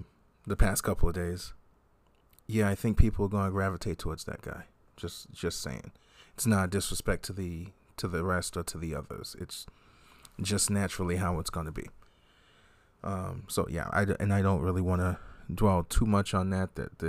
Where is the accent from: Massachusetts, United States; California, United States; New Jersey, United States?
Massachusetts, United States; Boston; as I'm from Boston and New England and this area and generally don't like Lakers